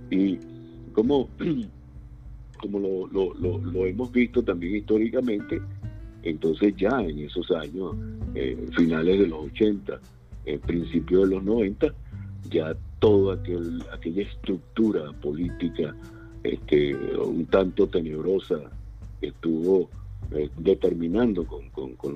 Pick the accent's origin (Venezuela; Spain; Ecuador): Venezuela; moved away; Y finalmente yo este, salí de Venezuela hace muchos años, cuando preví que la situación iba a ir de mal en peor.